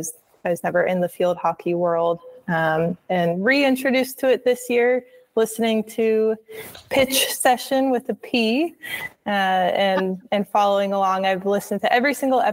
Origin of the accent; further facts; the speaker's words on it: Chapel Hill, North Carolina, United States; growing up in Chapel Hill, North Carolina